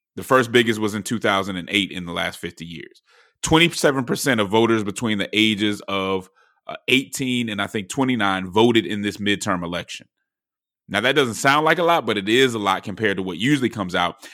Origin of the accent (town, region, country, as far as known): Georgia, United States